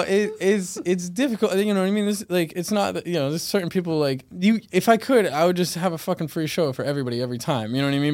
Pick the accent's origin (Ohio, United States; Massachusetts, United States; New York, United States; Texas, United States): Massachusetts, United States; Weymouth; also born or lived in Fort Lauderdale, Florida; I was born in Fort Lauderdale, Florida, and I grew up in Weymouth, Massachusetts